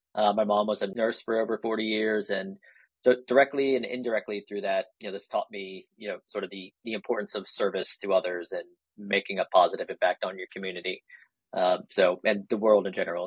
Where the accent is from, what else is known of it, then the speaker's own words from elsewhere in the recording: North Carolina, United States; also born or lived in Kansas / Germany; spent a few years there before settling into North Carolina for most of my childhood